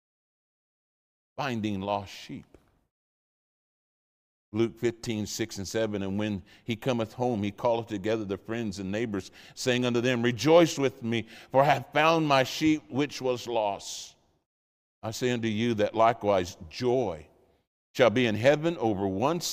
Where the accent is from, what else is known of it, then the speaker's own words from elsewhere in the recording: the Midlands, England, United Kingdom; moved away; There's a term we use in England, especially in the Midlands